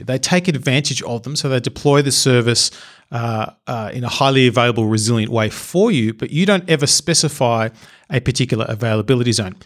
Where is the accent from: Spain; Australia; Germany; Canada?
Australia; I'm Australian